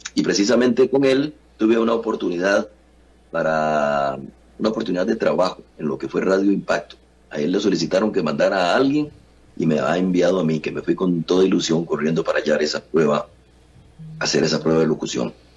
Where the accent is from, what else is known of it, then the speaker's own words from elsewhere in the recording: San José, Costa Rica; yo nací en San José, en San Francisco de los Ríos, eh, aquí en el barrio Santa Marta de San Francisco de los Ríos. Aquí dejé el ombligo y aquí me mantengo todavía viviendo.